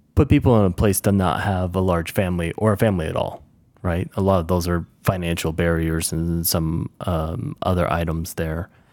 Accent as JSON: {"language": "English", "region": "the South", "country": "United States", "tie": "born or raised there", "moved": "yes", "lives_now": "Mountain West, United States", "said": "I grew up in the South for the most part, and I've lived around the U S, and now I find myself in, uh, the Mountain West"}